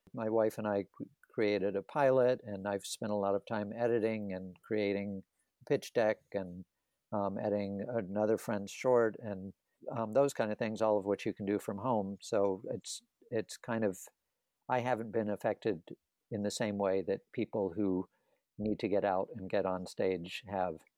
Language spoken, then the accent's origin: English; the South, United States; I grew up in the South